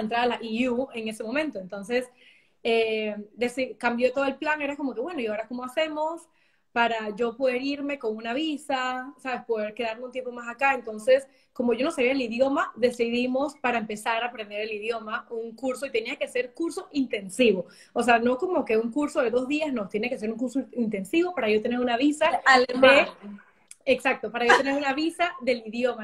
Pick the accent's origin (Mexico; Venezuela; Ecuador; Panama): Panama; moved away as an adult; also born or lived in New York; now in Germany; como panameño